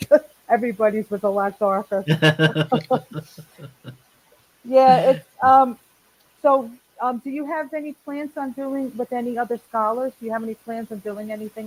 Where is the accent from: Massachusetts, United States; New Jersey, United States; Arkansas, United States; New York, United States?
New Jersey, United States; now in Florida, United States; But, you know, Jersey, I grew up in Jersey. It's a big Italian area. You know, Jersey City is a big Italian area.